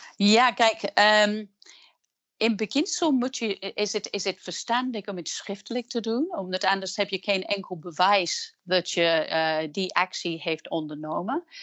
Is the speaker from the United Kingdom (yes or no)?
yes; England, United Kingdom; Dutch is a second language; moved away as an adult; now in Netherlands; ik ben van oorsprong Engelse, maar ik ben ook sinds kort Nederlandse. Ik werk en woon in Nederland sinds 1998